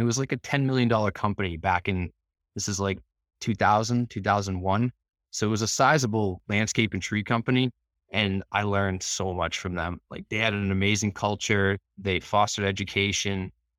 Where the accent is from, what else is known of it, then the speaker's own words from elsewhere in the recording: Norwood, Massachusetts, United States; I grew up actually not far from Boston in Norwood, in a lower, not quite middle class family